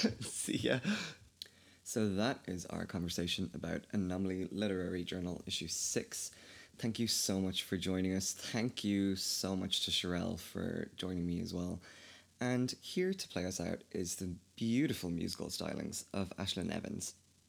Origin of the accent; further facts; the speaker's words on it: County Kildare, Ireland; accent: Kildare; I think my accent's probably changed. I don't think I'm as Irish as I probably was before. It's also really difficult talking to an American because I have such a flat accent that I kind of tend to switch a little bit.